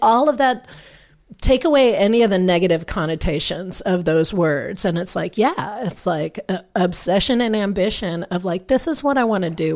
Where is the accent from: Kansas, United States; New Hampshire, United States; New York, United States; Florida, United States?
Kansas, United States; Manhattan; now in Austin, United States; I grew up in Manhattan, Kansas